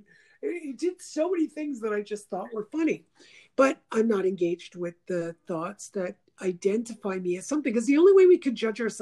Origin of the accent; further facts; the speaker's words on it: Montreal, Quebec, Canada; growing up in Montreal.